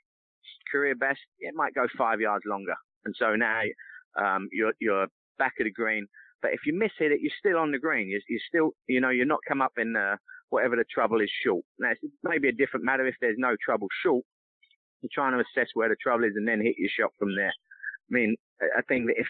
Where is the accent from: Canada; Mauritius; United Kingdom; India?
United Kingdom; England; now in United States; growing up in England